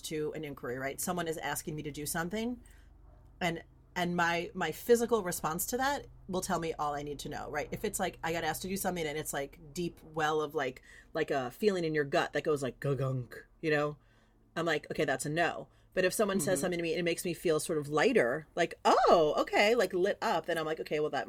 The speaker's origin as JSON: {"language": "English", "region": "California", "country": "United States", "said": "we're both from California"}